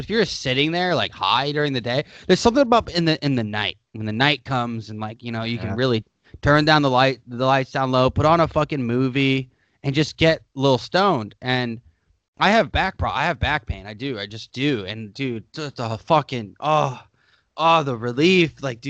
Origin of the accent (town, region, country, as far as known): United States